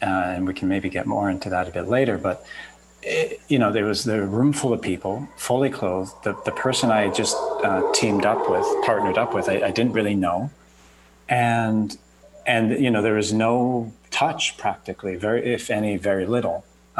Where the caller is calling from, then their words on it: Costa Rica; Today, Costa Rica, out of all places.